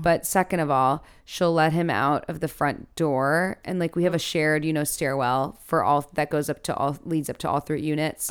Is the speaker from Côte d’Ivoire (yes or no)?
no; Chicago, Illinois, United States; I'm from Chicago, Illinois